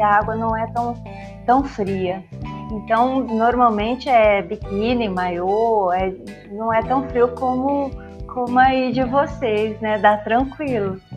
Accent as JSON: {"language": "Portuguese", "region": "São Paulo", "country": "Brazil", "said": "eu sou de São Paulo"}